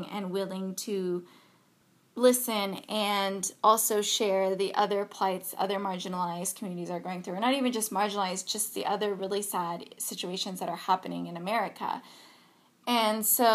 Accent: United States; we are American

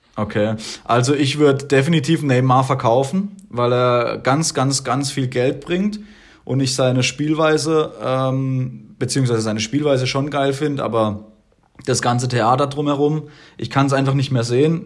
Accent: Germany; ich als Deutsche, ich als Deutscher

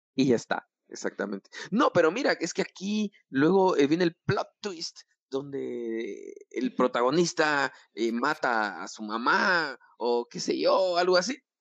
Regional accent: Guatemala; así somos los chapines

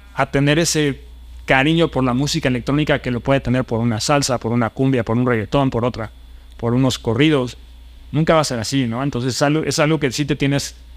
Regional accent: Mexico City, Mexico; moved away as an adult; also born or lived in Spain; los chilangos, mi tierra

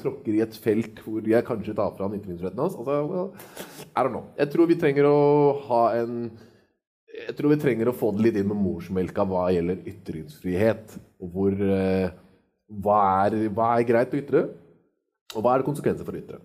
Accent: Norway; Jeg er født og oppvokst i Norge

